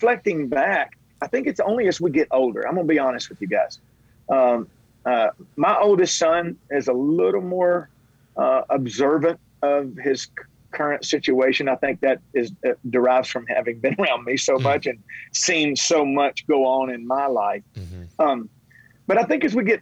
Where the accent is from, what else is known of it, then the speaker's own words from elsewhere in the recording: Tennessee, United States; I was born in Tennessee